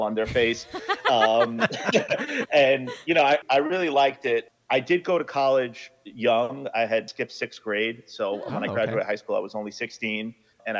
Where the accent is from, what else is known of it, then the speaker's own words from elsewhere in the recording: New York, United States; I grew up in Brooklyn